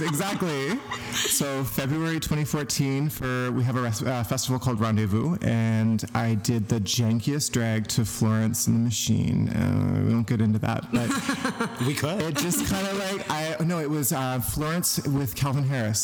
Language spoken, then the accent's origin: English; a small town outside of Truro, Nova Scotia, Canada; moved away as an adult; also born or lived in Whitehorse, Yukon; now in Vancouver, Canada; I'm from Nova Scotia